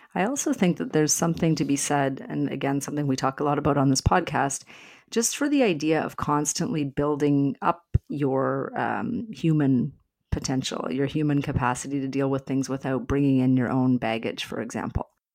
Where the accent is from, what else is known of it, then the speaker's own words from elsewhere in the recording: Alberta, Canada; moved away; I'm from Alberta originally